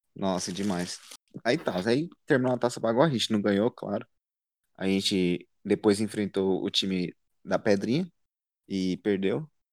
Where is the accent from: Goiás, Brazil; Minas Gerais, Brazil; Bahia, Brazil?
Goiás, Brazil; Anápolis; sou de Goiás, Anápolis mais precisamente